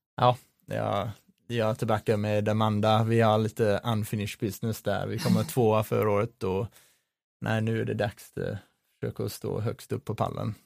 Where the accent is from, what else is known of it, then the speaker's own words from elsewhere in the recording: Sydney, New South Wales, Australia; Swedish is a second language; moved away as an adult; now in Sweden; med rötter i Australien, så jag växte upp uh, i Sydney